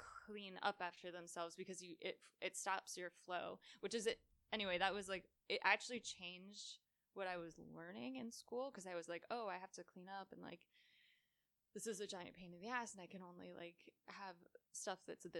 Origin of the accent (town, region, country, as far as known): Connecticut, United States